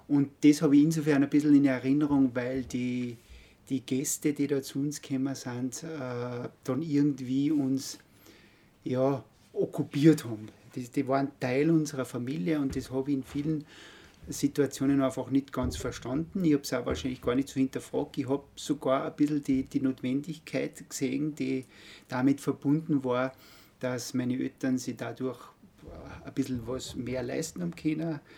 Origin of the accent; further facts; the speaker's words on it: Altenmarkt im Pongau, Salzburg, Austria; also born or lived in Graz, Austria; komme aus Oldenmarkt, aus dem Innergebirg. Bin in Oldenmarkt aufgewachsen